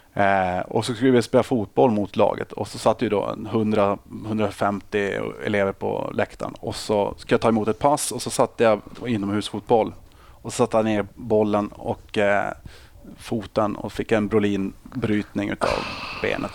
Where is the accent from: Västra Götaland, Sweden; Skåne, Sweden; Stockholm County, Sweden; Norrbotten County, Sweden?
Norrbotten County, Sweden; Boden; moved away as an adult; also born or lived in Uppsala; Jag är uppvuxen i Boden